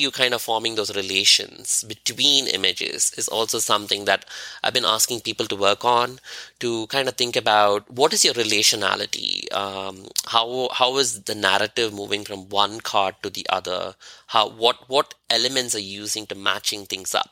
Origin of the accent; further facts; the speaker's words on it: India; moved away as an adult; As an Indian who is Hindu